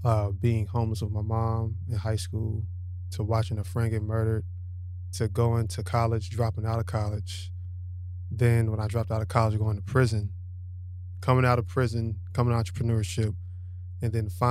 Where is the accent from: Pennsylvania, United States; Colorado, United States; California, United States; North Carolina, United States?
North Carolina, United States; Charlotte; Born and raised in Charlotte.